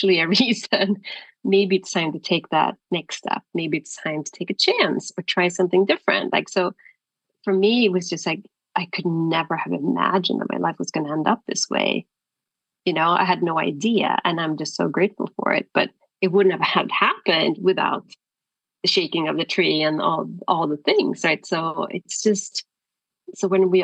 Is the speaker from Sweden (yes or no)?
yes; Sweden; moved away as an adult; also born or lived in Stockholm; I'm from Sweden. I was living in Stockholm at the time